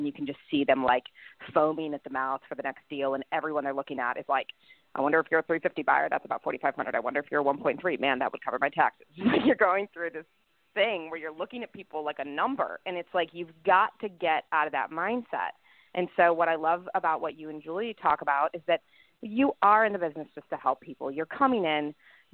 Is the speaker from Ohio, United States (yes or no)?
no; Chicago, Illinois, United States; also born or lived in Los Angeles; now in Nashville, United States; growing up in Chicago, moving to LA, moving to Nashville.